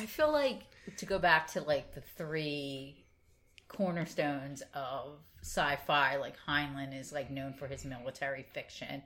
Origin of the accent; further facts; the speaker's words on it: Philadelphia, Pennsylvania, United States; I myself have great Philadelphia pride